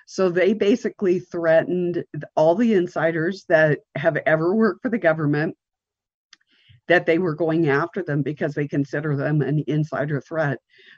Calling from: Montana, United States; I'm coming from the Rocky Mountains in Montana.

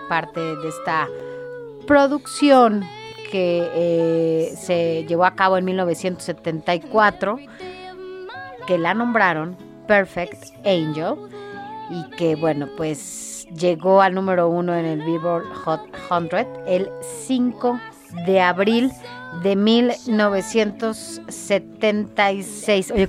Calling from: Azcapotzalco, Mexico City, Mexico; de Azcapotzalco.

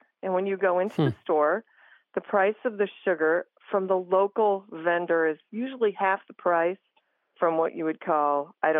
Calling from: Crown Point, Indiana, United States; I'm calling from Crown Point, Indiana, which is near Chicago.

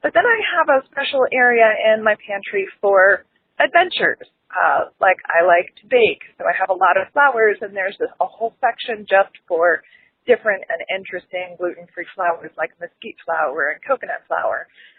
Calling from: Columbus, Ohio, United States; I'm from Columbus, Ohio.

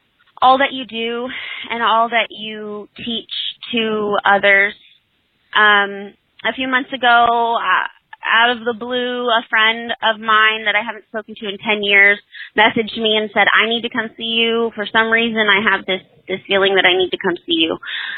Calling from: Selma, California, United States; I'm from Selma, California.

